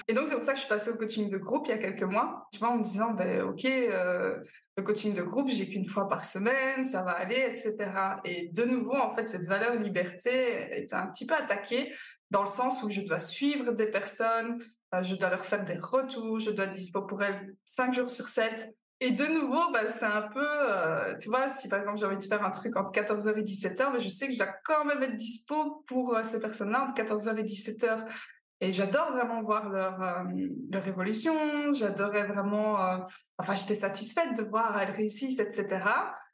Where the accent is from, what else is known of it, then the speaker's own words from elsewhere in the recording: Belgium; accent: Belgian; je suis belge, ça s'entend un petit peu, évidemment